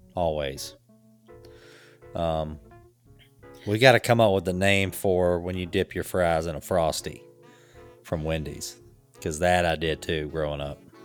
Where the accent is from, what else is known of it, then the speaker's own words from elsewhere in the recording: the South, United States; growing up in the South